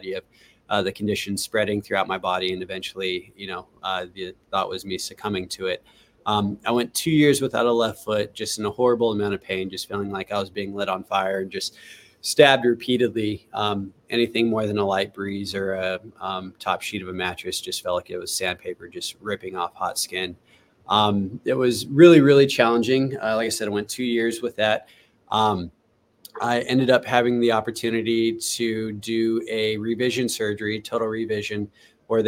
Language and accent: English; Los Angeles, California, United States; moved away as an adult; now in Cincinnati, United States; I'm from the Los Angeles area. So, Southern California born and raised, right? But moved to Cincinnati about 4.5 years ago